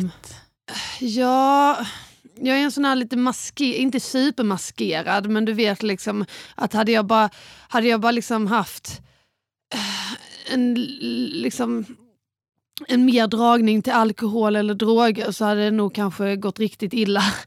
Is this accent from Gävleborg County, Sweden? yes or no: no; Båstad, Skåne, Sweden; jag växte upp på Bjärehalvön i Båstad.